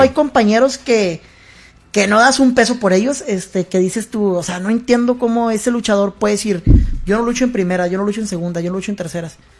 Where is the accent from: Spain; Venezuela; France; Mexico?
Mexico; Nuevo Laredo, Tamaulipas; yo soy de aquí de Nuevo Laredo